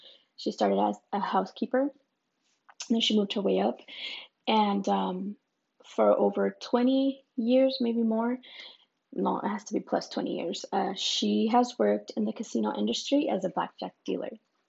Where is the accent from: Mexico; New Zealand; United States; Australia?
Mexico; born there; when I was born in Mexico, my dad just lived, I guess, down the street.